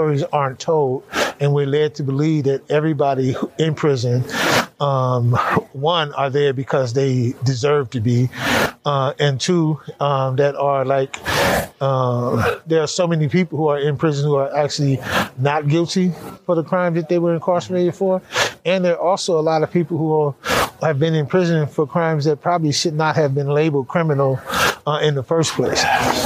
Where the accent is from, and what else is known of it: California, United States; born or raised there